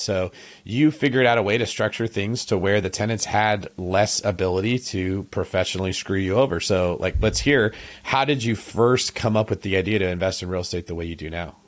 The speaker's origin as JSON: {"language": "English", "town": "Manteca", "region": "California", "country": "United States", "moved": "yes", "said": "I'm from Antica, which is, like, twenty minutes away from Modesto."}